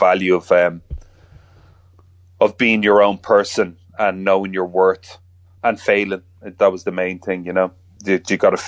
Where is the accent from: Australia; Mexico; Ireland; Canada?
Ireland; being Irish